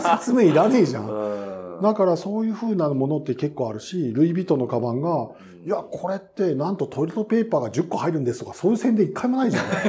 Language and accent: Japanese; Gifu, Japan; moved away as an adult; also born or lived in Aichi; 愛知県、当時岐阜県に実家があったんだけど